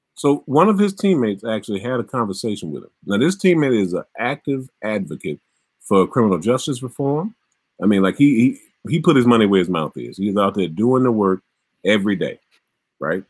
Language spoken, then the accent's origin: English; Mississippi, United States; My home in Mississippi.